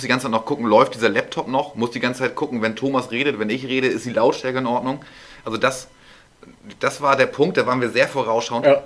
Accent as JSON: {"language": "German", "region": "Northern Germany", "country": "Germany", "said": "als Norddeutscher"}